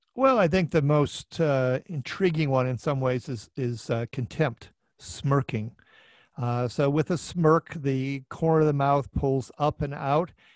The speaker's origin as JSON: {"language": "English", "town": "Minneapolis", "region": "Minnesota", "country": "United States", "tie": "born or raised there", "said": "my hometown here of Minneapolis"}